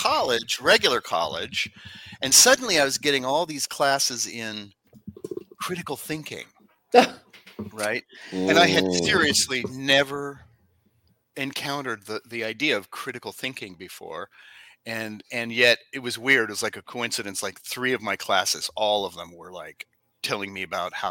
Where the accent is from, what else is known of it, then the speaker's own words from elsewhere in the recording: Los Angeles, California, United States; I'm from Los Angeles where it's gross and it's dangerous and there's homeless people everywhere